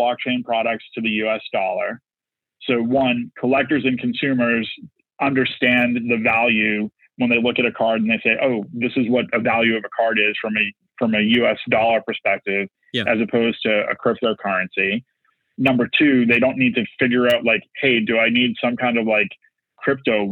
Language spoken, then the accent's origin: English; Boston, Massachusetts, United States; I'm from Boston